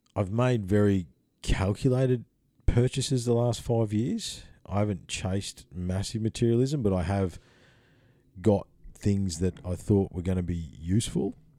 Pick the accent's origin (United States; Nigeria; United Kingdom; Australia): Australia; Bells Beach, Victoria; I grew up on Bell's Beach, um, in the summertime in Victoria